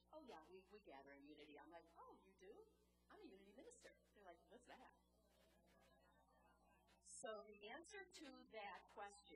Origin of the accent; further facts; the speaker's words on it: Chicago, Illinois, United States; accent: Chicago; I'm in South Carolina with my Chicago accent